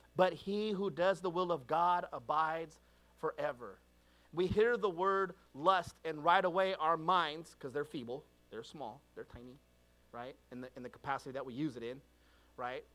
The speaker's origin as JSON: {"language": "English", "region": "California", "country": "United States", "tie": "born or raised there", "said": "I was born and raised in California"}